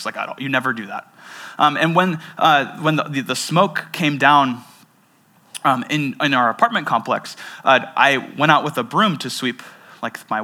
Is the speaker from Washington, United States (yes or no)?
yes; Seattle, Washington, United States; I grew up in the Seattle area